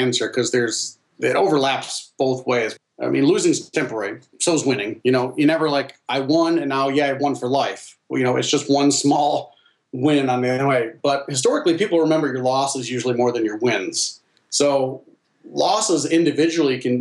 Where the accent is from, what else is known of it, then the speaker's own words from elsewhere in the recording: Northern Michigan, United States; also born or lived in China; growing up in Northern Michigan